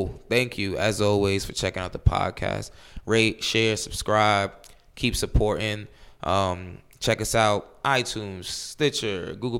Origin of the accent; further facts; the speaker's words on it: New York, United States; I'm from New York.